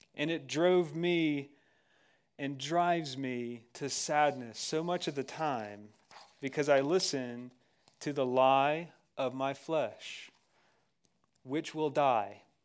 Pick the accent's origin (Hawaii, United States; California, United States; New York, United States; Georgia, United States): Georgia, United States; moved away; also born or lived in Texas; I'm from Georgia